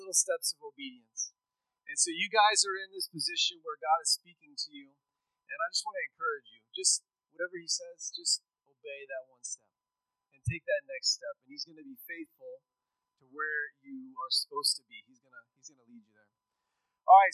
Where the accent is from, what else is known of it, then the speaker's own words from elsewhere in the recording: Schulenburg, Texas, United States; moved away as an adult; I grew up in Texas. Uh, I grew up in rural Texas. I'm from Schulenburg